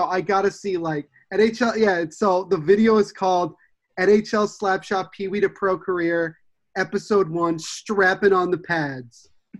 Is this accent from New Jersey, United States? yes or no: yes; New Jersey, United States; accent: Jersey; I'm from Jersey, and everybody says, ooh, you got that accent.